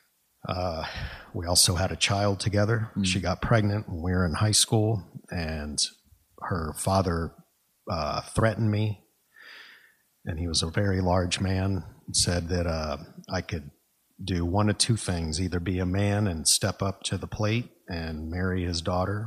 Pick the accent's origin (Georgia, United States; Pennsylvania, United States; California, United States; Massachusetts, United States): Massachusetts, United States; Boston; moved away as an adult; now in San Antonio, United States; I am originally from Massachusetts, the Boston area.